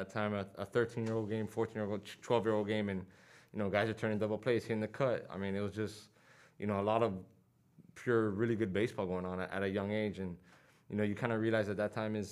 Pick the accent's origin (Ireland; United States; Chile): United States; Miami, Florida; growing up in Miami